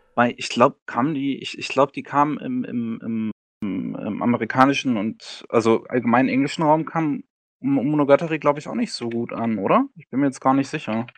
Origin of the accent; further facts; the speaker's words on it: Germany; Bei uns in Deutschland